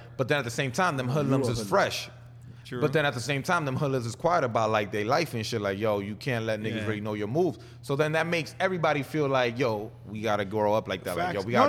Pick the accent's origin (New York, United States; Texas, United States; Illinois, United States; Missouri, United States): New York, United States; New York City; us being from Queens